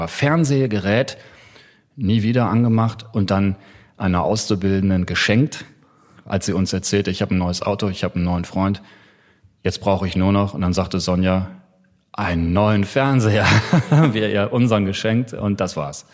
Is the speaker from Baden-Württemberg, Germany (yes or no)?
no; North Rhine-Westphalia, Germany; also born or lived in Hamburg; ich bin in Westfalen groß geworden